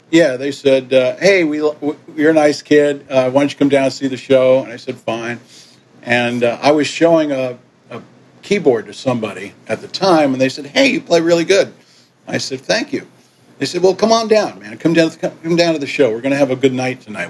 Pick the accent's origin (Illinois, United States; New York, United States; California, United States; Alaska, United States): New York, United States; Yonkers; also born or lived in Manhattan / Miami / Puerto Rico / Port-au-Prince, Haiti; when we went back to New York, um, I was raised in Yonkers